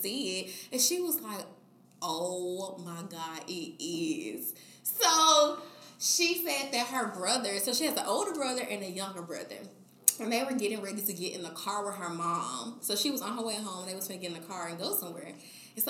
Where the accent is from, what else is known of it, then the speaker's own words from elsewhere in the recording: Memphis, Tennessee, United States; I'm from Memphis.